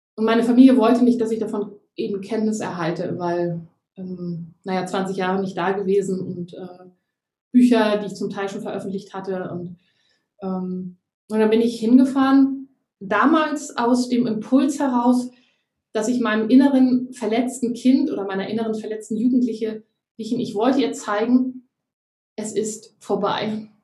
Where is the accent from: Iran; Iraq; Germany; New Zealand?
Germany; moved away; also born or lived in Gran Canaria, Spain